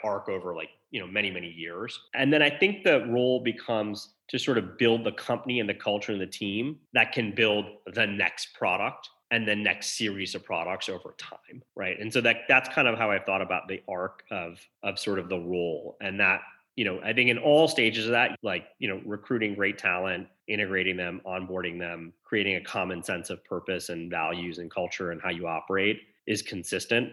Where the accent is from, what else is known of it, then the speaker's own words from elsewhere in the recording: outside Detroit, Michigan, United States; I grew up outside Detroit.